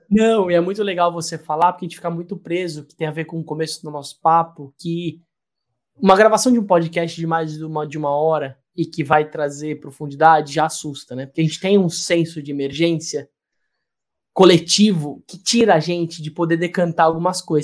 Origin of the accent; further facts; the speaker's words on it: Brazil; da gente como brasileiro